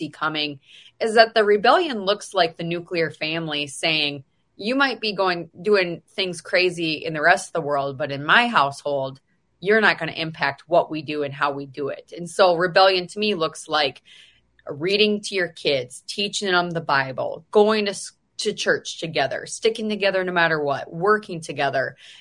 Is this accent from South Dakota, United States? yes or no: yes; Mitchell, South Dakota, United States; I'm from Mitchell, South Dakota